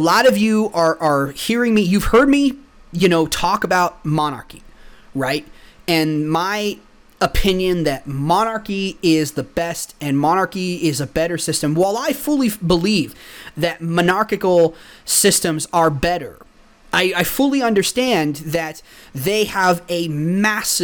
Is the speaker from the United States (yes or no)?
yes; Texas, United States; also born or lived in the north (US); I'm actually from the north. Well, I mean, I grew up in Texas all my life. I am from the north. We moved down here when I was 3. So I've lived the bulk of my life here.